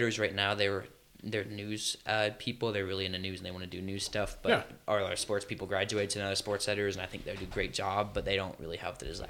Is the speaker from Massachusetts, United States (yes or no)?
no; Bozeman, Montana, United States; I grew up around Bozeman